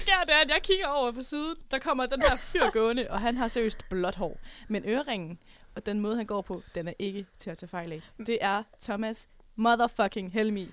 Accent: South Jutland, Southern Denmark, Denmark; now in Aarhus, Denmark; jeg kommer jo fra Sydjylland

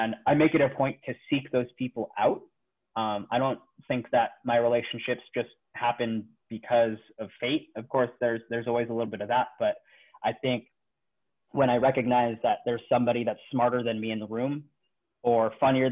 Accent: Bay Area, California, United States; moved away as an adult; also born or lived in Philippines; now in Seattle, United States; my whole life has pretty much been in the Bay Area. I was born in the Philippines, but was raised in California.

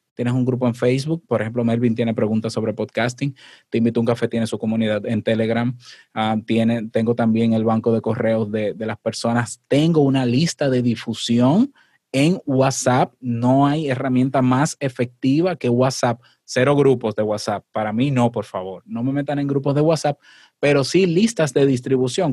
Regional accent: Dominican Republic; este 23 de octubre en Santo Domingo, en mi país

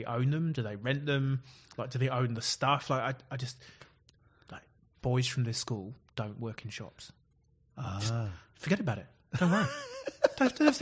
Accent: Oxford, South East England, United Kingdom; moved away as an adult; now in Christchurch, New Zealand; I was born in Oxford in the United Kingdom

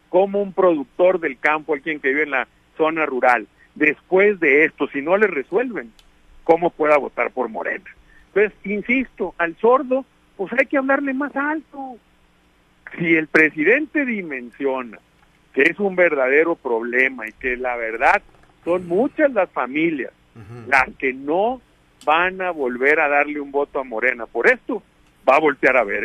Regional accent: Sinaloa, Mexico; somos sinaloenses bien nacidos

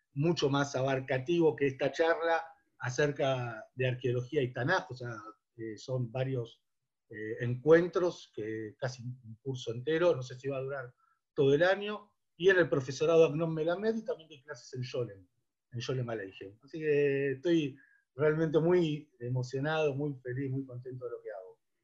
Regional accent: Buenos Aires, Argentina; crecí y me crié en Avellaneda y Nazca

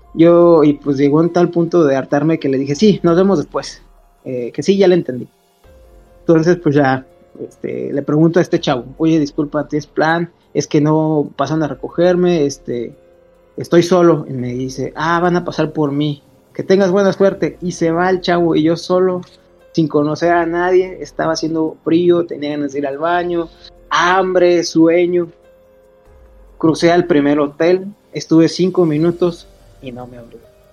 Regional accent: Salvatierra, Guanajuato, Mexico; yo soy de Salvatierra

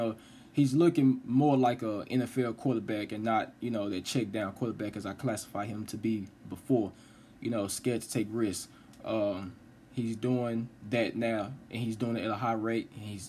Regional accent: Dallas, Texas, United States; I stay in Dallas. I live in Dallas. I'm from Dallas.

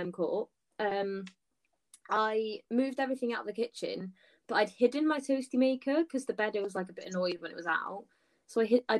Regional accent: Wales, United Kingdom; as a Welsh gal

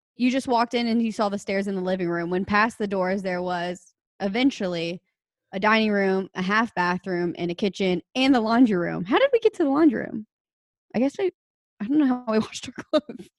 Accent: Alexandria, Louisiana, United States; also born or lived in New Orleans, Louisiana; I grew up in Alexandria, Louisiana.

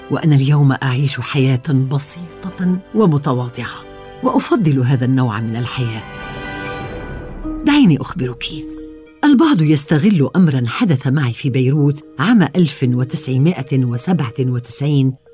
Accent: Iraq; now in London, United Kingdom; دائما اجيبهم انا عربيه عراقيه لكنني اعيش في لندن اعتبر نفسي من سكان لندن لكن ذكرياتي في العراق لم تغادرني يوما وانا فخوره لكوني عربيه

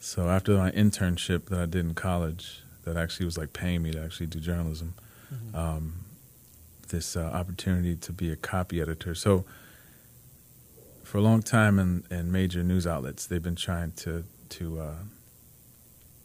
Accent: New Jersey, United States; moved away as an adult; also born or lived in Los Angeles; I'm from New Jersey.

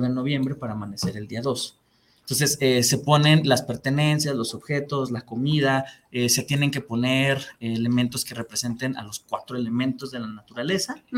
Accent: Mexico; lo que somos como mexicanos

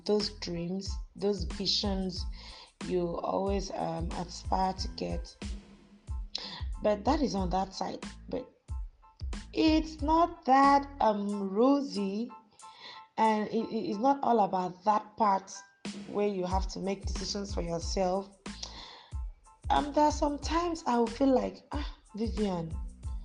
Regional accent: Akwa Ibom, Nigeria; also born or lived in Lagos State; now in Lagos, Nigeria

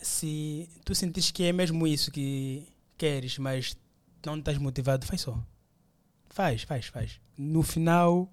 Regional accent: Luanda, Luanda Province, Angola; also born or lived in Benguela; É, já sou de Luanda, né? uhum. né? Claro. Voltei para Luanda

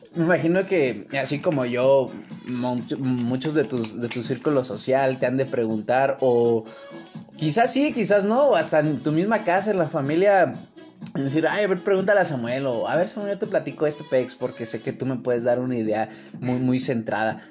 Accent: Mexico City, Mexico; más conocido como El Chilango.

